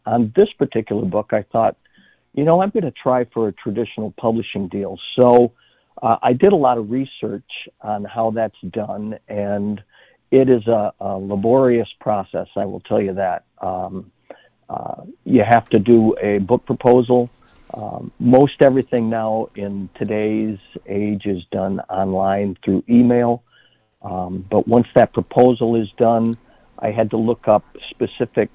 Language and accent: English; Williamston, Michigan, United States; I grew up in Williamston, which is about 20 miles to the east of East Lansing